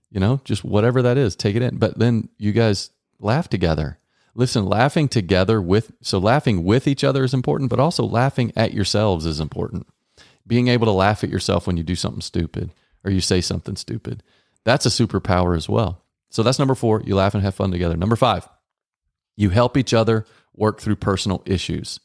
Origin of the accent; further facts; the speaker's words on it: Texas, United States; Growing up in Texas